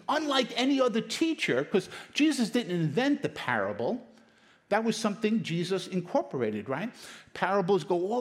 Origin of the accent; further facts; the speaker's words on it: New York City, New York, United States; also born or lived in Queens; I was born in Brooklyn, went to school in Brooklyn, we migrated over to Queens